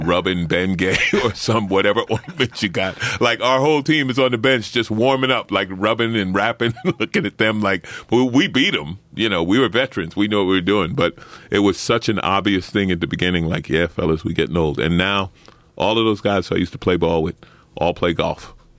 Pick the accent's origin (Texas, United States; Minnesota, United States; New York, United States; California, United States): New York, United States; New York City; I grew up in Saint Albans, Queens, working class black neighborhood